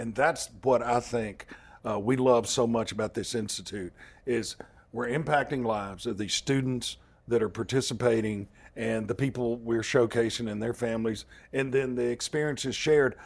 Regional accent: Hattiesburg, Mississippi, United States; I'm from Hattiesburg, Mississippi. I'm just about an hour and a half northeast of New Orleans.

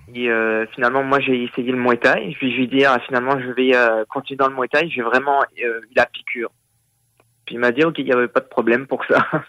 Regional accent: Réunion; now in Quebec, Canada; je suis originaire de l'île de la Réunion

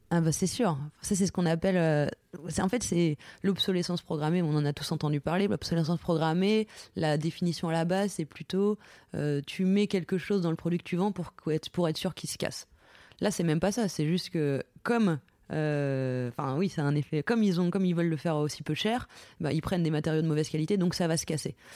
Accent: Lorraine, Grand Est, France; je suis de Lorraine

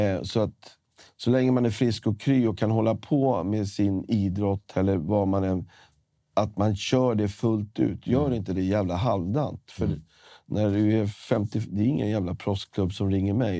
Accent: Stockholm, Stockholm County, Sweden; Jag är från Stockholm, Sverige

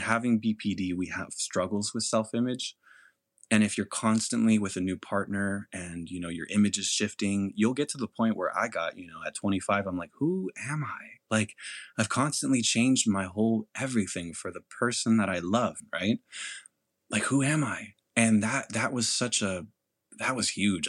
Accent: California, United States; also born or lived in Mexico; I grew up in California where going to school, being Hispanic

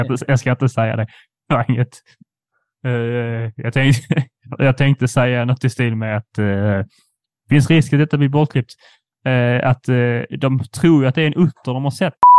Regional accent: Skåne, Sweden; vi som skåningar

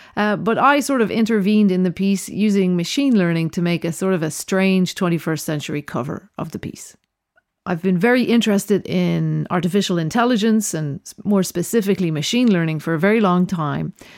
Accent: Dublin, Leinster, Ireland; also born or lived in Berlin / New York / Venice / Roscommon; now in London, United Kingdom; I was born in Dublin, uh, grew up in Dublin

